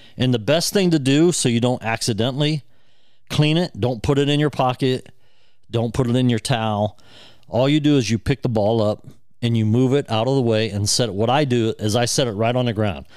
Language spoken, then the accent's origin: English; near Dublin, Ohio, United States; in Dublin, Ohio, near my hometown.